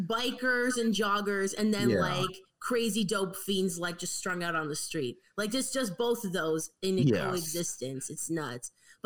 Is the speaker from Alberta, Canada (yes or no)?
no; Toronto, Ontario, Canada; even in Toronto, because we're both Canadian, me and Marc, but like even in Toronto, we hear about so much crime in BC. Like I'm scared to go to BC, and I'm from like the busiest city in the country.